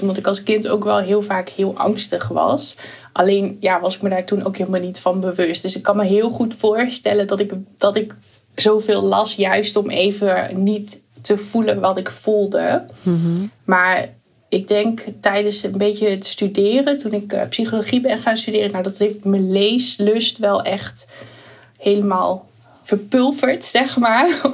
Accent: Achterhoek, Gelderland, Netherlands; ik woon natuurlijk toen wel in een heel klein dorpje in de achterhoek

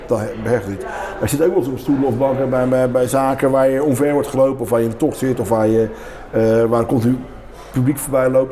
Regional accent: Rotterdam, South Holland, Netherlands; het centrum van Rotterdam waar ik opgegroeid ben en waar ik, dat, ik voel me een kind van het centrum van Rotterdam.

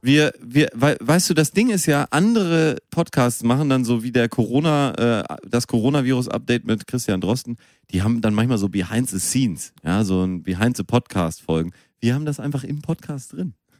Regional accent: Münster, North Rhine-Westphalia, Germany; moved away; Ich bin noch in Münster ja. geboren

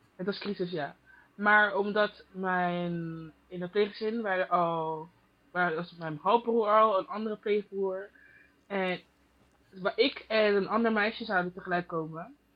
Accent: Goirle, North Brabant, Netherlands; moved away as an adult; now in Germany; Ik ben geboren in Gorle, Tilburg. En nu woon ik in Duitsland.

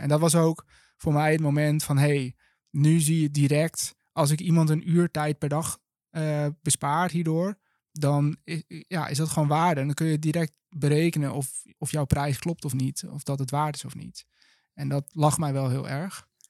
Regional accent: Langendijk, North Holland, Netherlands; moved away as an adult; also born or lived in Enschede; now in Utrecht, Netherlands; geboren en getogen in Langendijk. vlak boven Alkmaar.

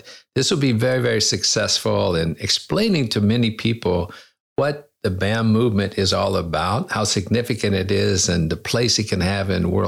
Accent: United States; moved away as an adult; also born or lived in China; I'm a Christian. I'm an American.

